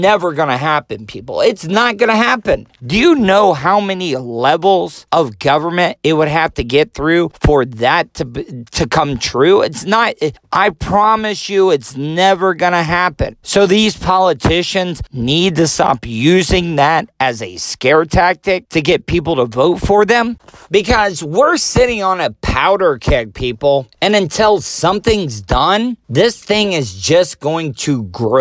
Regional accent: United States

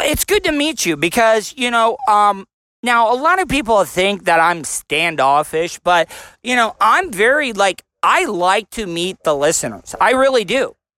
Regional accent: Florida, United States; I'm from Florida.

